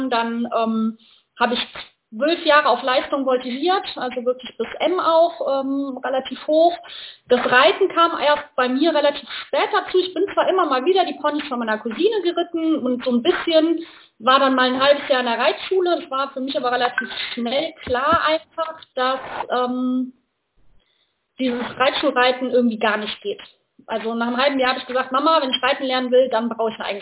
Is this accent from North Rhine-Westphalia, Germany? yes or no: yes; North Rhine-Westphalia, Germany; komme aus der Nähe von Köln und was mache ich?